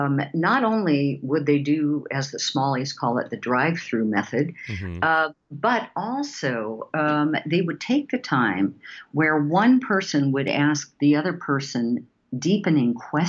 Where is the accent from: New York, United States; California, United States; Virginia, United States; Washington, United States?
Washington, United States; Seattle; And because we're from Seattle, we would call that the Starbucks model.